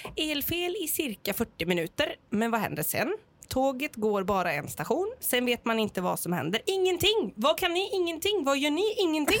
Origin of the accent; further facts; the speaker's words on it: Gothenburg, Västra Götaland, Sweden; jag är från Göteborg